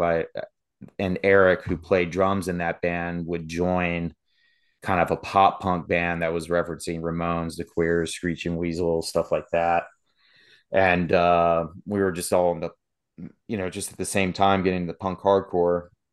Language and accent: English; Sterling, Virginia, United States; moved away as an adult; also born or lived in Berryville, Virginia; now in West Virginia, United States; I grew up in Sterling, Virginia